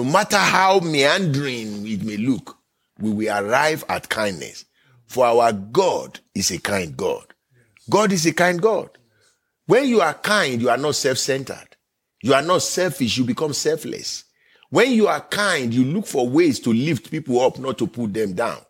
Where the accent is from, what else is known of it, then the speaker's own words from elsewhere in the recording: Nigeria; now in United States; I am from Nigeria by birth